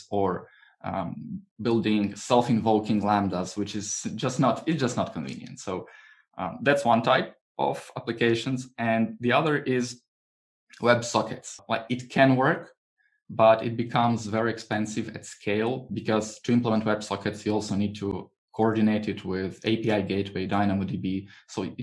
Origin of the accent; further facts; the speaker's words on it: Croatia; I was renting sun protective umbrellas, you know, on the beach, because I'm from Croatia